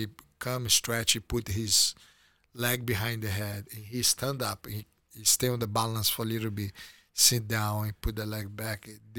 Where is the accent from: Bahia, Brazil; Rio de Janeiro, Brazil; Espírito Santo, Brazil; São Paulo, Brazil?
Rio de Janeiro, Brazil; Teresópolis; English is a second language; It was amazing because I was a country kid, basically. Like I have the discipline. Growing up in Teresópolis, we have a routine to complete different than the one that moved to Rio.